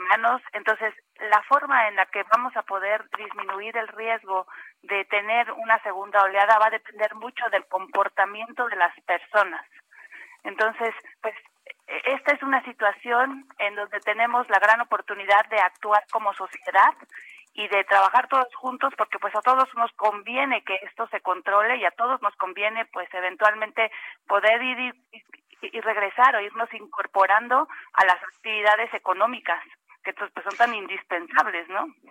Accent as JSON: {"language": "Spanish", "country": "Mexico", "said": "nosotros como mexicanos"}